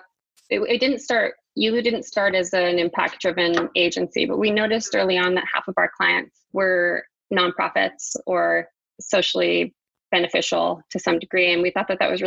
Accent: New Mexico, United States; also born or lived in New York; now in Vancouver, Canada; I'm originally from New Mexico. That's where all my family is.

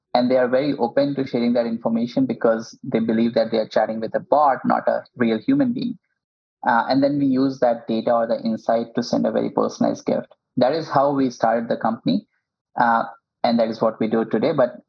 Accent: India; English is a second language; now in United States; when I moved to Silicon Valley from India, the biggest challenge for me and my other co-founder was, you know, how to build relationships.

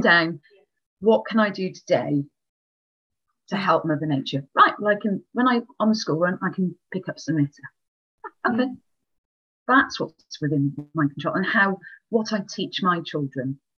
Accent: Wales, United Kingdom; I am very Welsh. So I come from Wales

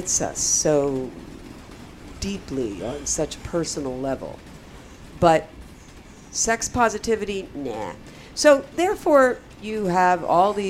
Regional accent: United States; I am an American

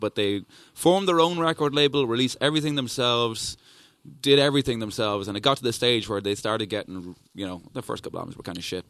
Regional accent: Dublin, Leinster, Ireland; accent: Irish

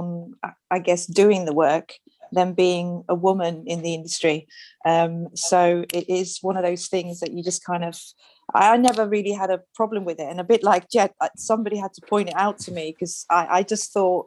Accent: Netherlands; moved away; my background, I'm from Holland

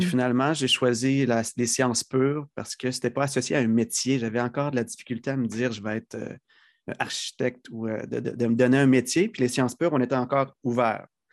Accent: Lévis, Quebec, Canada; also born or lived in Lac Saint-Jean; j'ai grandi sur la rive sud de Québec, Saint-Rédempteur, qui est une petite ville qui a été absorbée dans la mégapole de Lévis.

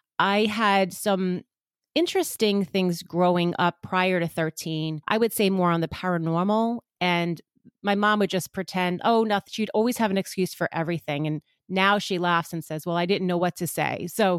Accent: Long Island, New York, United States; So I'm from Long Island, which gives it away even a little bit more because I think every part of New York has a specific little twang, but I am closer to Manhattan, so not that far out east.

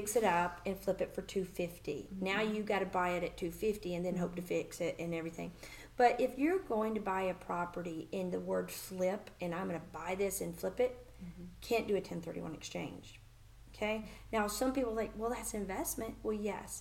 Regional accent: Birmingham, Alabama, United States; moved away as an adult; also born or lived in San Diego, California; now in Nashville, United States; I'm originally from Birmingham, Alabama

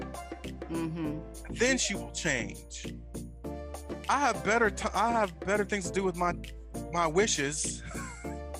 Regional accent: United States; moved away; as an American

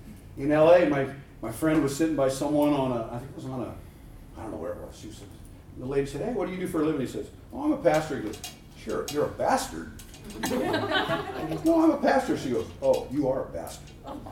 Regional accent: Texas, United States; I'm from Texas, I guess.

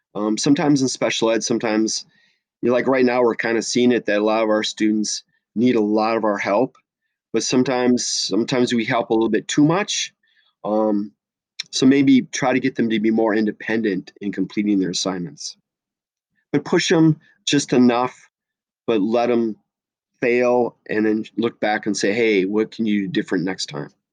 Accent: La Crosse, Wisconsin, United States; now in Minnesota, United States; I grew up in Lacrosse, Wisconsin, so I am a cheesehead

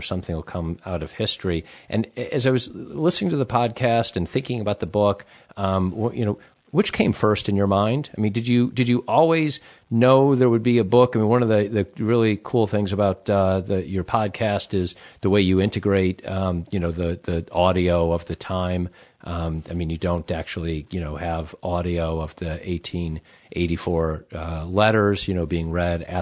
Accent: United States; as an American

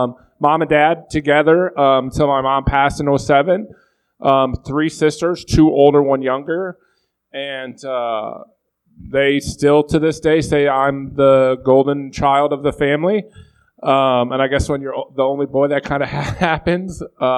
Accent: Buffalo, New York, United States; moved away as an adult; I grew up in Buffalo, New York.

